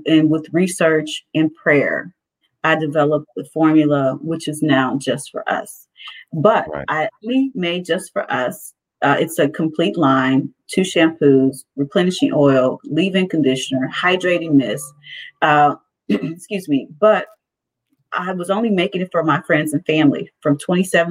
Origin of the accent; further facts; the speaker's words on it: East St. Louis, Illinois, United States; moved away; I grew up in East St. Louis, Illinois.